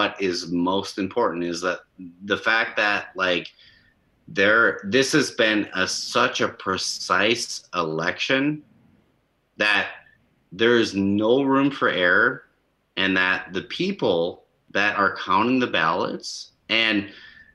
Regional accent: Minnesota, United States; my hometown, which is about 3,000 people

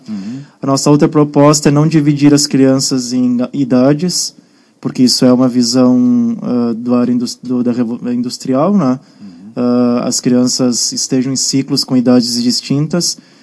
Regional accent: Guaporé, Rio Grande do Sul, Brazil; Guaporé, a terra onde eu cresci, na né, cidade que eu era, passei minha infância

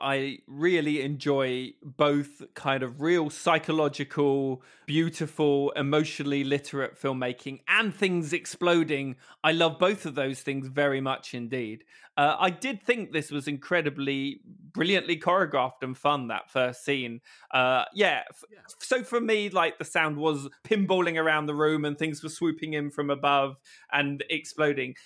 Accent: United Kingdom; I am British

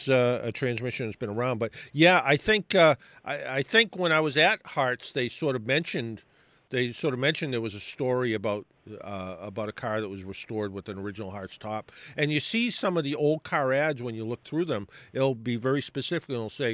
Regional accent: South Shore, Massachusetts, United States; I grew up on the South Shore

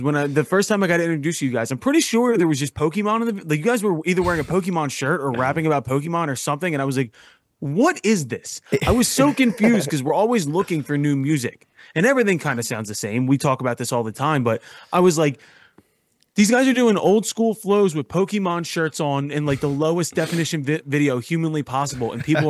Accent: Philadelphia, Pennsylvania, United States; I'm from Philadelphia.

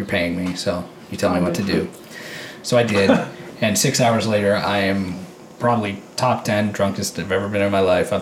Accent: Tillsonburg, Ontario, Canada; I'm born and raised in Tilsonburg

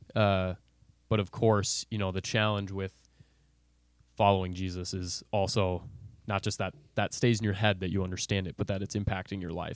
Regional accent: Bloomington, Minnesota, United States; I grew up, uh, in B-Town. I assume all our listeners know what that is. Um, Bloomington, Minnesota

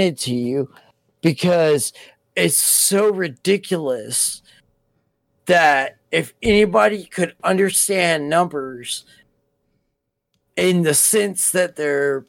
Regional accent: United States; we're fucking American

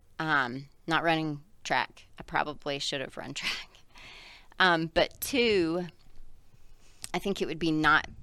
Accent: South Carolina, United States; moved away; I grew up in South Carolina.

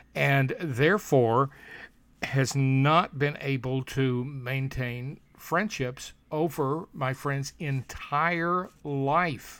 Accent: Alabama, United States; in my my hometown, my Alabama hometown

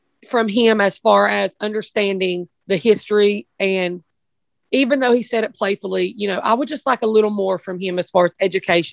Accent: Appalachia, United States; moved away as an adult; Growing up in Appalachia

